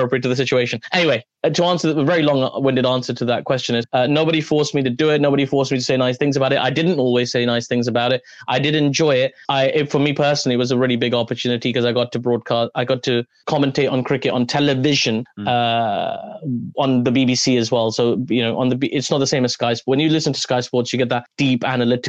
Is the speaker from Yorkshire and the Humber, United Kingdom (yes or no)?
no; London, United Kingdom; I'm from London.